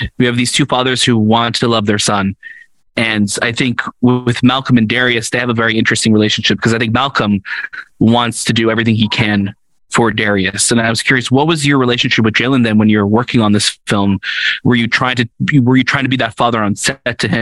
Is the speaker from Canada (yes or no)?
yes; Toronto, Ontario, Canada; we're fellow Canadians, we're from Toronto